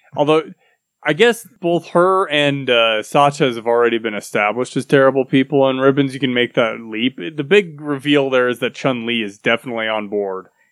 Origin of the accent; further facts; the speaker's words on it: United States; I'm, I'm American